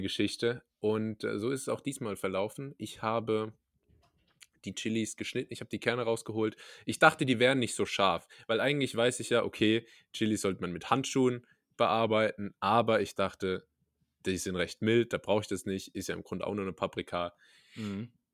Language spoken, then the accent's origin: German; Rhineland-Palatinate, Germany; da, wo ich herkomme in der Pfalz